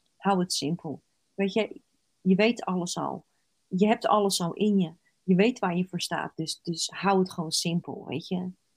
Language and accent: Dutch; Rotterdam, South Holland, Netherlands; Ik zeg altijd als Rotterdammer